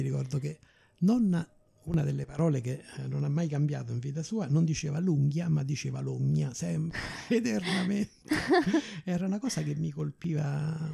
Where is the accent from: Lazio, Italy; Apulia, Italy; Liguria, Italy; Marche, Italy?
Lazio, Italy; Rome; moved away as an adult; also born or lived in Cape Town; io pure so della Garbatella